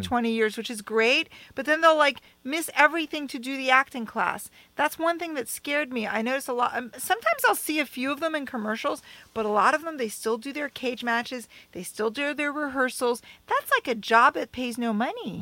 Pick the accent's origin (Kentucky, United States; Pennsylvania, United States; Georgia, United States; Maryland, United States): Maryland, United States; Bethesda; moved away; I joined SAG in my hometown, Bethesda, Maryland